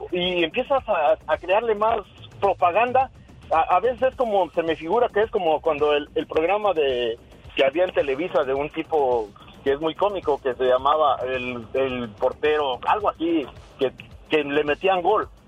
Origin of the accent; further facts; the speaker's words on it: Michoacán, Mexico; yo soy de Michoacán